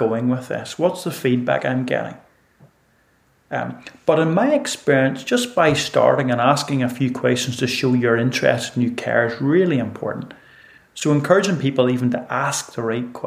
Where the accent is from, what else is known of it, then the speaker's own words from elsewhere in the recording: Northern Ireland, United Kingdom; I grew up in Ireland